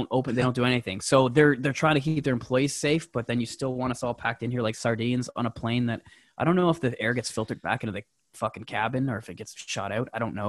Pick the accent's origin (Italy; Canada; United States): Canada; And I got to say this as a Canadian.